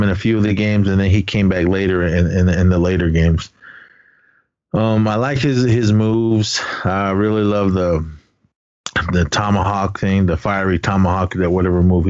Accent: Navajo Nation, United States; I am Native American. My nation, I represent the Navajo Nation, Dene Ta

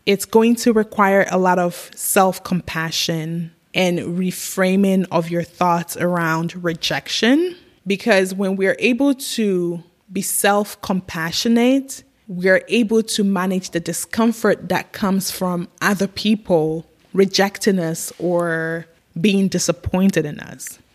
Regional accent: Ghana; now in United States; as a little girl growing up in Africa

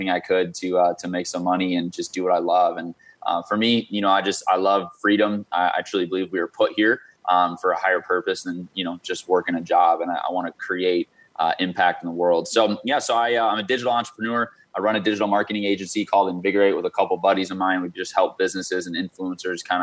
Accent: Michigan, United States; moved away as an adult; also born or lived in St. Louis, Missouri; now in Arizona, United States; I grew up in Michigan from basically second grade, whatever age that is, until a little over a year ago

